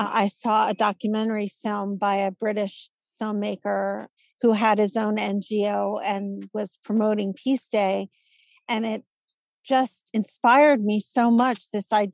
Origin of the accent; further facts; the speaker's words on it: Philadelphia, Pennsylvania, United States; I'm born and raised in Philadelphia and Philly's my town